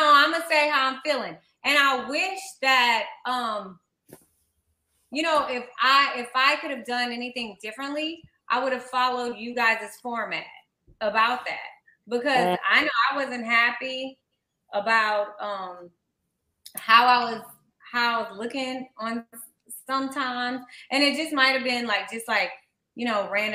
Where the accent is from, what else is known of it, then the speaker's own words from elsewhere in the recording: Slidell, Louisiana, United States; moved away; also born or lived in Mississippi; I grew up in Slidell, the outskirts of New Orleans